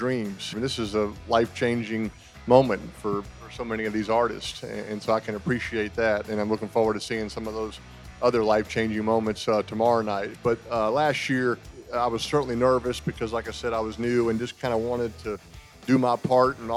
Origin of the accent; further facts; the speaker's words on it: New Orleans, Louisiana, United States; moved away as an adult; also born or lived in Knoxville, Tennessee; growing up in New Orleans